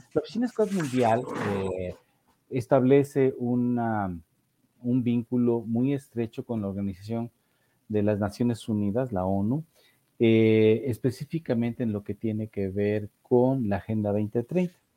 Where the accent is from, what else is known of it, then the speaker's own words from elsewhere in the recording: Orizaba, Veracruz, Mexico; fui joven en, una tropa scout en Orizaba, Veracruz, allá por los años de 1974-75